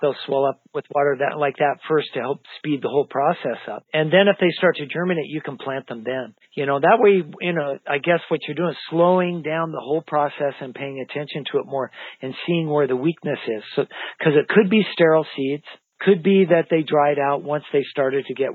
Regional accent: Idaho, United States; I grew up in Idaho in the high mountains

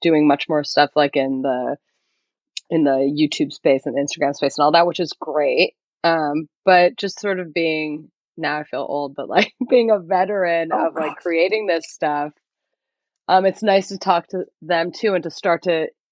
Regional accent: United States; we're born and raised here. And it's new for so many people because we're the first generation to be born here

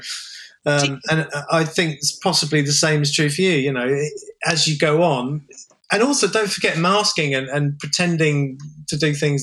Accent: England, United Kingdom; I'm an Englishman

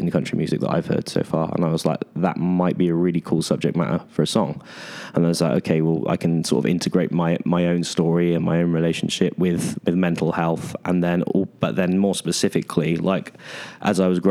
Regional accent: United Kingdom; being a British artist

